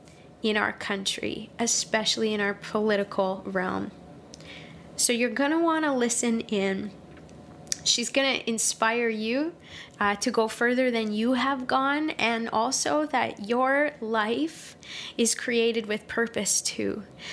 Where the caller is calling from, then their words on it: Saskatoon, Saskatchewan, Canada; I'm joining you from Saskatoon, Saskatchewan.